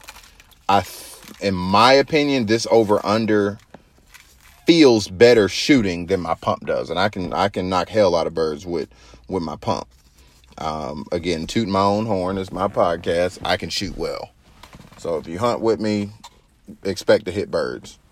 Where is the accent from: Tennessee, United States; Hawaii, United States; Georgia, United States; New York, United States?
Georgia, United States; I'm from Georgia